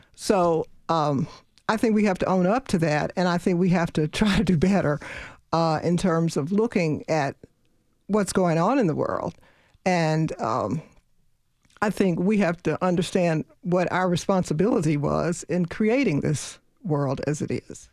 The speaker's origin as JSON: {"language": "English", "town": "Louisville", "region": "Kentucky", "country": "United States", "tie": "born or raised there", "said": "I grew up in Louisville, Kentucky."}